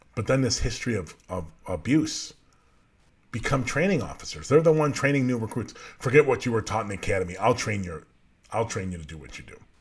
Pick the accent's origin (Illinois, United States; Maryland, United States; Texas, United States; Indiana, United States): Illinois, United States; Norridge; I grew up in Norwich, just outside of Chicago, just outside of the city, right by O'Hare Airport.